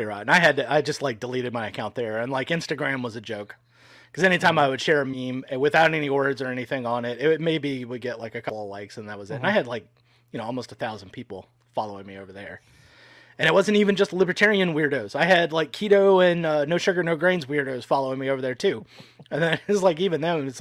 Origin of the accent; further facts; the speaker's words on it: Louisiana, United States; I'm from Louisiana